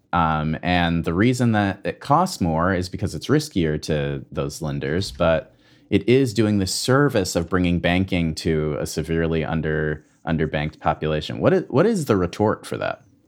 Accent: Michigan, United States; An activist in Michigan, my home state

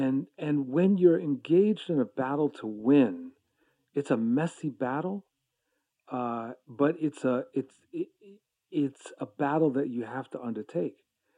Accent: New York, United States; also born or lived in Boston; now in Maryland, United States; But I was born in New York. I identify as a New Yorker, but I've lived most of my life in Boston and now in the D.C. area. I live in Maryland.

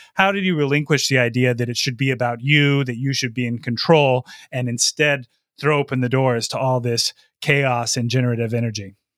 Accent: Lansing, Michigan, United States; I'm recording from my hometown of Lansing, Michigan

